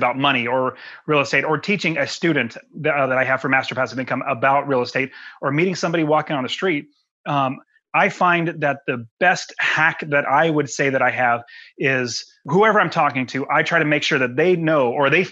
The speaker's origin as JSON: {"language": "English", "country": "United States", "said": "I love being an American"}